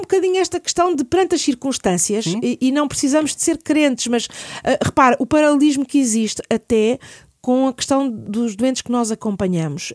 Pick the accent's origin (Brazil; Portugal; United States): Portugal; Lisbon; eu sou nascida e criada em Lisboa